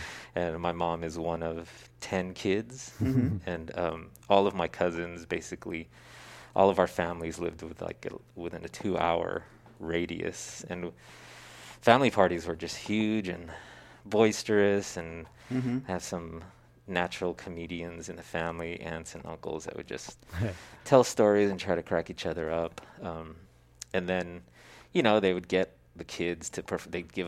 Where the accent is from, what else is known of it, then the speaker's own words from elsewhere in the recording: Stockton, California, United States; also born or lived in San Francisco / Treasure Island; I grew up primarily in Stockton, but yeah, spent my early childhood on Treasure Island when it was a Navy base.